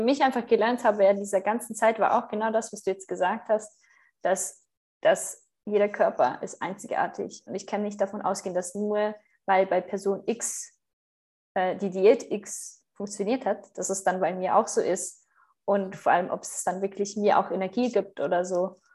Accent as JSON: {"language": "German", "country": "Switzerland", "tie": "born or raised there", "accent": "Swiss", "moved": "as an adult", "said": "ich bin Schweizerin"}